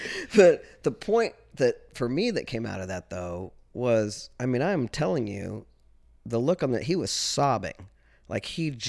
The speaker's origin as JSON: {"language": "English", "region": "Kansas", "country": "United States", "said": "I'm from Southeast Kansas. SEK, man. You don't fuck with people from SEK. SEK, we're a tough bunch."}